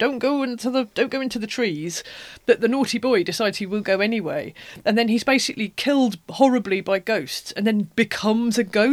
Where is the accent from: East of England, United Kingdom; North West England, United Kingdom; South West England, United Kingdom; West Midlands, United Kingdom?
East of England, United Kingdom; East Anglia; because I'm from East Anglia, a lot of the landscapes that he describes, they're kind of like the places I grew up with.